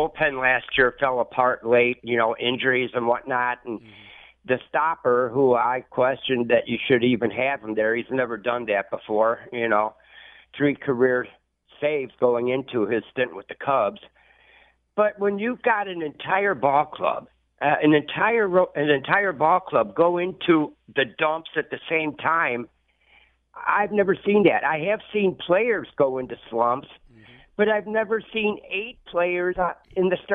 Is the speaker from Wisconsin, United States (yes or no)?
yes; Milwaukee, Wisconsin, United States; now in Rolling Meadows, United States; I was born up in the Milwaukee area